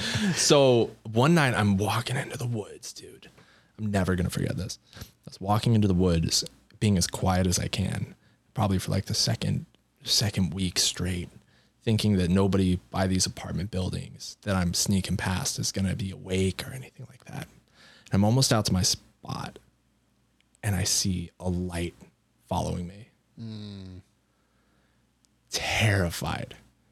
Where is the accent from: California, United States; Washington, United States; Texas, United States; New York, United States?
Washington, United States; Seattle; I don't know if you can tell, but I'm from Seattle.